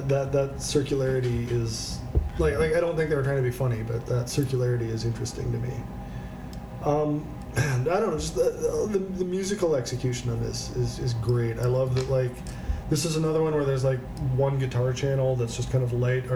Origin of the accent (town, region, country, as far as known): Blair, Nebraska, United States; born or raised there